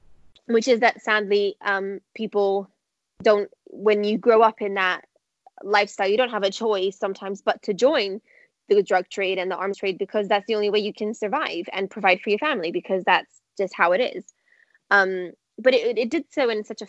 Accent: Brazil; I'm from Brazil

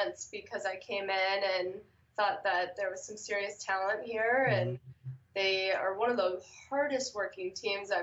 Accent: Philadelphia, Pennsylvania, United States; moved away as an adult; also born or lived in Ithaca; I grew up in Philly, and Ron recruited me out of Philly

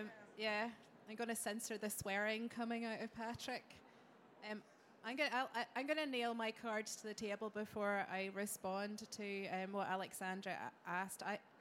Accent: Northern Ireland, United Kingdom; I think we in Northern Ireland are very comfortable with what it means to have many identities at once.

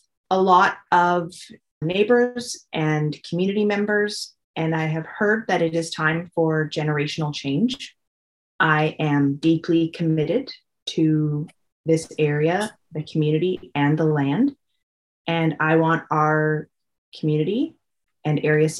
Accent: British Columbia, Canada; now in Quadra Island, Canada; I grew up on Vancouver Island. I've lived on Quadra Island for 28 years now.

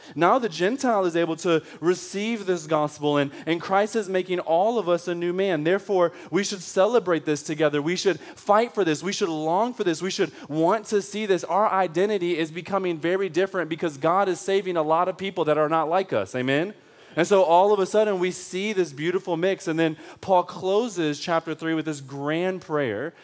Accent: Detroit, Michigan, United States; I am from Detroit

